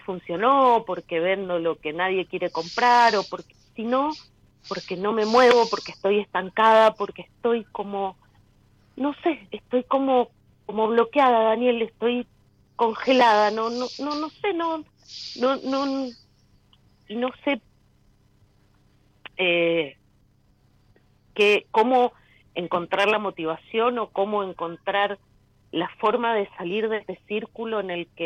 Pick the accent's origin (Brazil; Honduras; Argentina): Argentina; Mendoza; now in Los Andes, Chile; Em, yo soy de Mendoza, pero